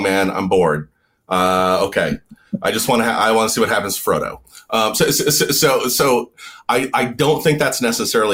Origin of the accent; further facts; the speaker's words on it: Montana, United States; I grew up in the West